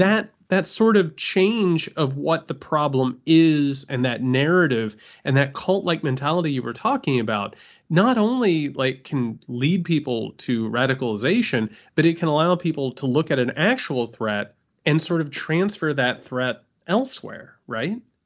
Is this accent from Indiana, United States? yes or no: yes; Indiana, United States; moved away; I'm from Indiana